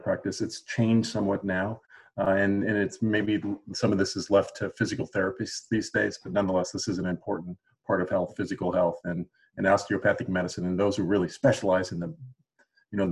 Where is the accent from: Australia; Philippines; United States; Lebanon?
United States; St. Louis, Missouri; also born or lived in Wisconsin; I grew up in St. Louis